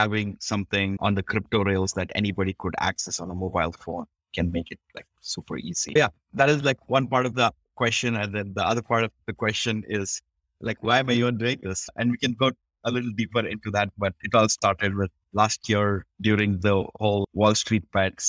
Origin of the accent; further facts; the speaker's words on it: India; I grew up in India